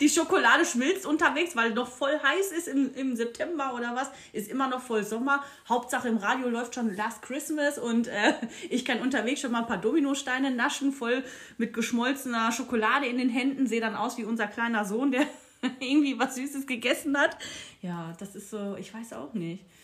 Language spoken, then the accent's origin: German; Castrop-Rauxel, North Rhine-Westphalia, Germany; accent: Ruhrpott; ich komme ja aus dem kleinen Dorf Castrop-Rauxel